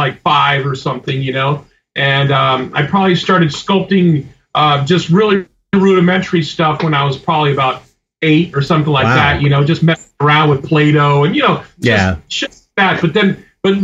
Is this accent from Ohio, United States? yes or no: no; Florida, United States; moved away as an adult; also born or lived in Cuba; now in Los Angeles, United States; I moved to LA from Florida in 1985